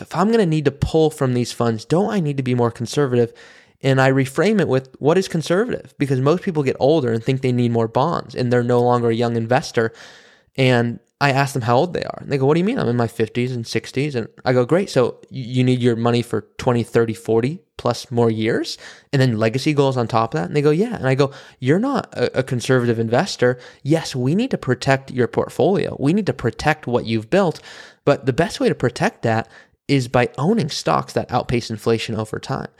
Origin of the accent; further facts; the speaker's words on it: Malibu, California, United States; I grew up in Malibu, California, around wealth